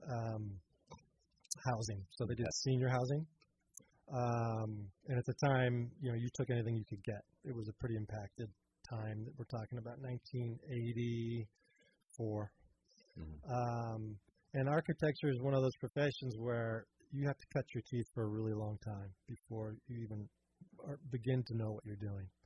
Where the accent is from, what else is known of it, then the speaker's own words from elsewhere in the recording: San Francisco, California, United States; I grew up in San Francisco, Irish Catholic family, one of eight kids.